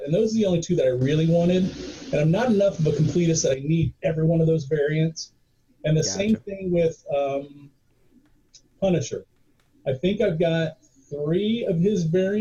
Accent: Indiana, United States; moved away as an adult; also born or lived in New Jersey; I'm from Indiana originally

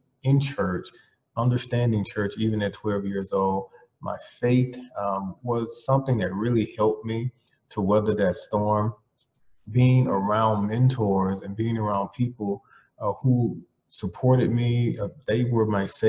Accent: Belle Glade, Florida, United States; moved away; I'm from Belgrade, Florida, which is in Palm Beach County

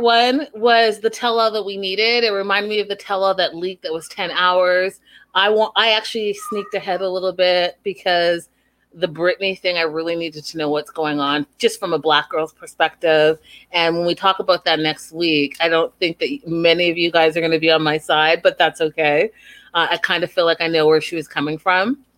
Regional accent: Canada; me being Canadian

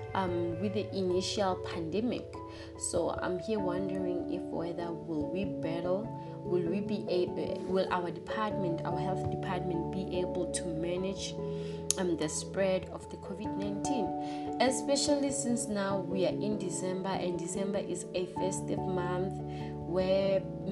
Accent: South Africa

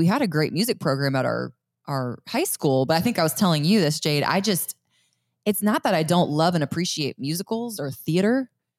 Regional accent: Lititz, Pennsylvania, United States; moved away; I grew up in Lititz, Pennsylvania, which is Amish country.

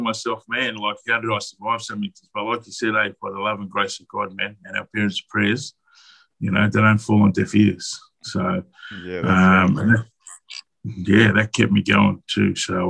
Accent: Melbourne, Victoria, Australia; I'm from Melbourne, currently in Broadmeadows Detention Centre, facing deportation. But I've been in this country for most of my life. I came here when I was about 3 months old.

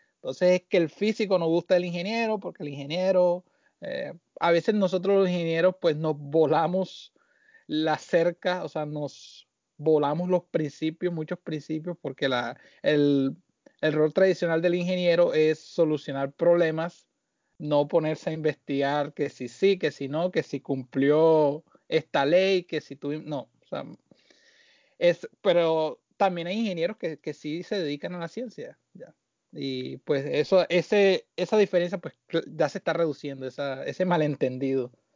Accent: Barranquilla, Atlántico, Colombia; moved away as an adult; also born or lived in Caracas, Venezuela / Puerto Rico; now in New Jersey, United States; me crié en Barranquilla

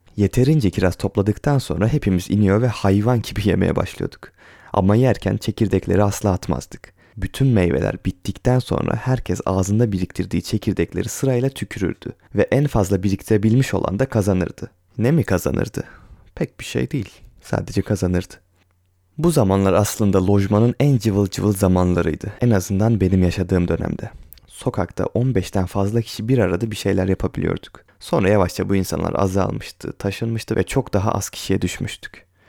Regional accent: Ereğli, Zonguldak, Turkey; born or raised there

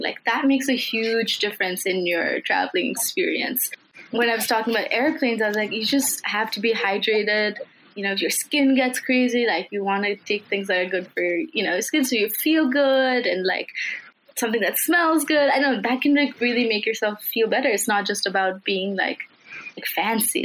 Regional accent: Kathmandu, Bagmati, Nepal; I am uh, from Kathmandu, like you mentioned, it's my hometown. I've lived here for 18 years

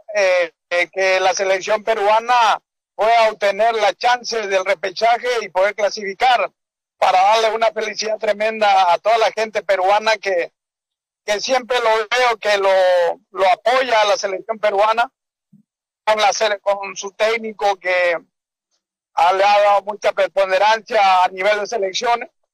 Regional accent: Paraguay; soy paraguayo

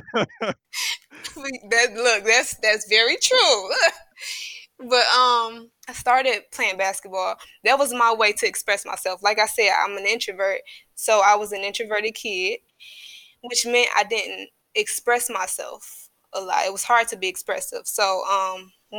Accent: Detroit, Michigan, United States; also born or lived in Inkster, Michigan; I was born in, my family is from Inkster. So I was born out there, but I was raised in Detroit. We moved to Detroit when I was, fifth grade

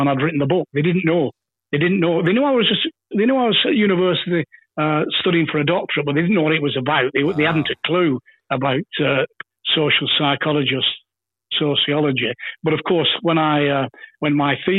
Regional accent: England, United Kingdom; As a young lad growing up in England

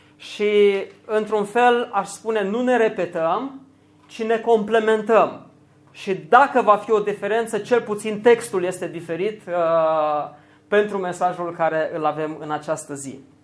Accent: Romania; pentru noi ca români

